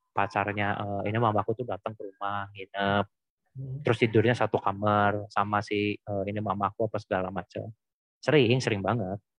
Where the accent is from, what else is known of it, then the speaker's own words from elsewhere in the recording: Cirebon, West Java, Indonesia; kalau dulu kan di kampung halamanku di uh, ini Cirebon kan kota kecil ya